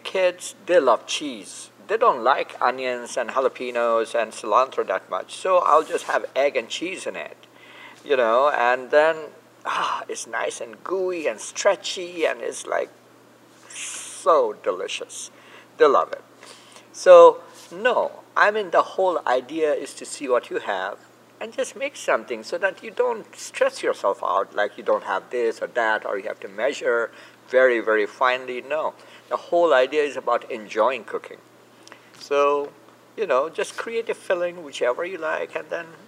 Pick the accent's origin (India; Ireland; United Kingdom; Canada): India; Kolkata, West Bengal; also born or lived in California; now in United States; growing up in Calcutta